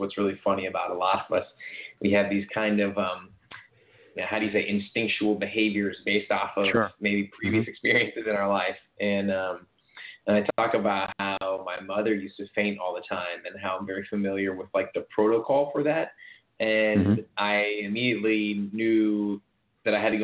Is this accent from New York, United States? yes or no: yes; New York, United States; as a New Yorker